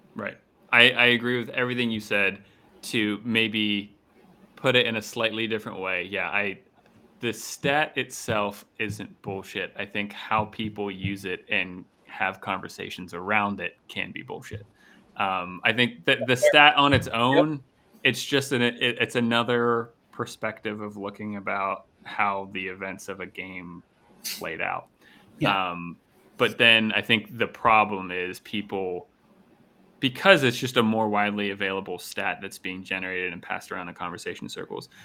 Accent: Pittsburgh, Pennsylvania, United States; growing up in Pittsburgh

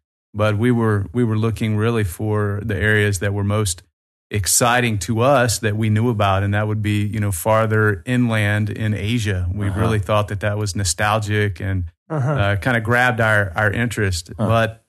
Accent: Birmingham, Alabama, United States; accent: Southern; now in North Caucasus, Russia; I'm from Birmingham, Alabama.

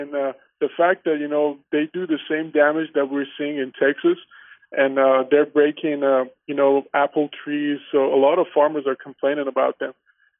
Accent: Armenia; moved away; also born or lived in Iran; I'm an Armenian, and I grew up in Armenia and moved to Iran because my father had some construction projects, and obviously we had to move there.

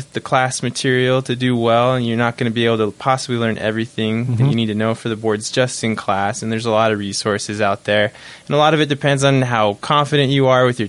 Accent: Bountiful, Utah, United States; also born or lived in Provo, Utah; I'm from Bountiful, Utah originally. Grew up there.

